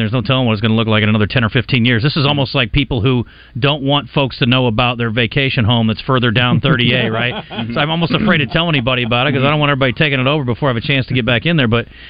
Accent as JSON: {"language": "English", "region": "Midwest", "country": "United States", "tie": "born or raised there", "moved": "yes", "lives_now": "Arkansas, United States", "said": "growing up in the Midwest"}